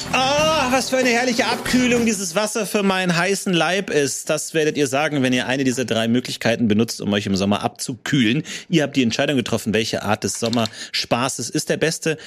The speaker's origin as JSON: {"language": "German", "town": "Ebersberg", "region": "Bavaria", "country": "Germany", "tie": "born or raised there", "said": "wo ich aufgewachsen bin, in Ebersberg"}